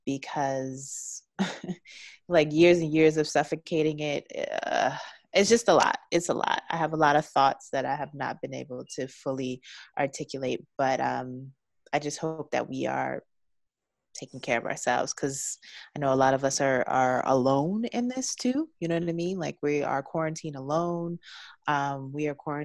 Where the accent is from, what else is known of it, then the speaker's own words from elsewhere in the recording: Baltimore, Maryland, United States; also born or lived in Washington, D.C.; now in Los Angeles, United States; I'm from Baltimore.